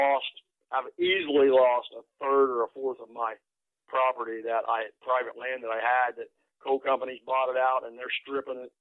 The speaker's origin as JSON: {"language": "English", "town": "Sarahsville", "region": "Ohio", "country": "United States", "tie": "born or raised there", "said": "I'm from Noble County, which is Sarasville, Ohio. Lived here my whole life since I've been born."}